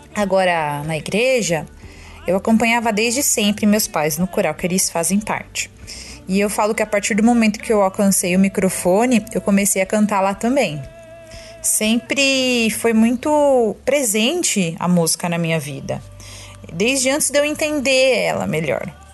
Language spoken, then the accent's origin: Portuguese; Bragança Paulista, São Paulo, Brazil; eu sou de Bragança Paulista, São Paulo